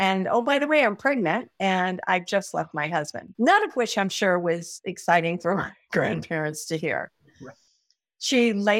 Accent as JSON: {"language": "English", "region": "Kansas", "country": "United States", "tie": "born or raised there", "also_born_or_lived": "Nebraska / San Diego, California", "moved": "as an adult", "said": "I was born in Kansas."}